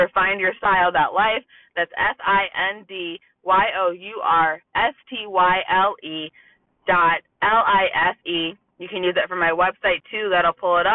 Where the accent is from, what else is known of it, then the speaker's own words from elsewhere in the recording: Toledo, Ohio, United States; I'm from Toledo, Ohio.